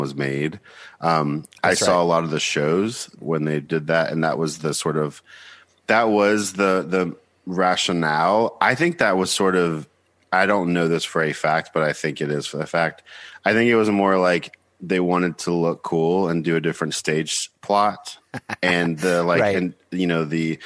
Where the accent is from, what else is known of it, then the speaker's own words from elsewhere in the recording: Buford, Georgia, United States; moved away as an adult; also born or lived in Nashville, Tennessee / Seattle, Washington; now in New York, United States; I'm from Buford, Georgia